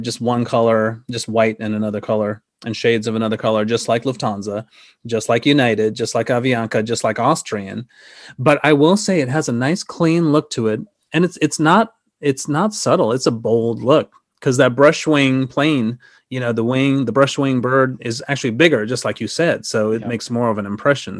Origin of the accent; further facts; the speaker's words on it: Sri Lanka; moved away; I was born in Sri Lanka